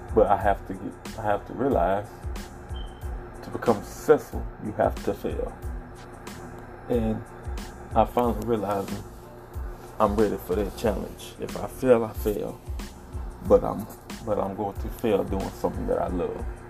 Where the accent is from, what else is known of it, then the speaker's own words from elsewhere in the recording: the South, United States; I'm originally from the South. Grew up, nice sized family